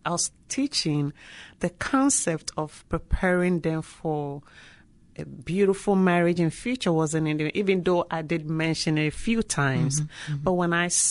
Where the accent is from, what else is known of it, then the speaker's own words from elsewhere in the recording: northern Ghana, Ghana; moved away as an adult; now in United States; I grew up in the northern part, and also I went to college in the south.